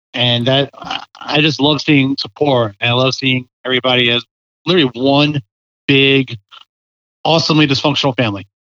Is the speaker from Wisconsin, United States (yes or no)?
no; Parkville, Maryland, United States; also born or lived in Harford County, Maryland / Howard County, Maryland; I grew up in Baltimore County in Parkville area.